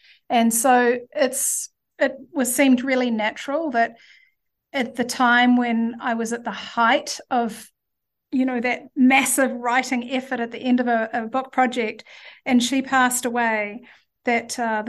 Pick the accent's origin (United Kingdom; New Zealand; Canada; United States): New Zealand; Auckland; also born or lived in Hastings; Yeah, so I was born in Hastings in the Hawke's Bay. And when I was five, we moved to Auckland and went to live in Titirangi. Titirangi is a, it was certainly a very hippie place back then.